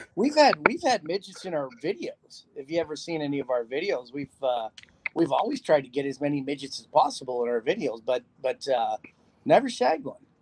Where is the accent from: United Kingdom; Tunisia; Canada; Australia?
Canada; North Bay, Ontario; moved away as an adult; now in Las Vegas, United States; I, am from a little small town called North Bay, Ontario